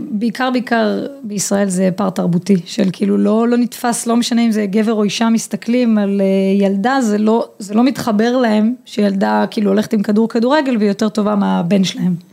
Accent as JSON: {"language": "Hebrew", "town": "Hod HaSharon", "region": "Central District", "country": "Israel", "tie": "born or raised there", "also_born_or_lived": "Netherlands", "said": "אני גדלתי בקבוצת בנים אה, בהוד השרון, שיחקתי עד גיל 14 אה, בקבוצת בנים"}